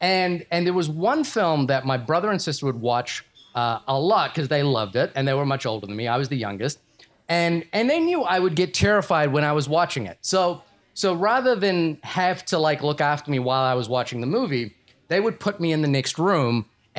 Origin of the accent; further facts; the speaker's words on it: Fiji; born there; So a little backstory: I was born in Fiji.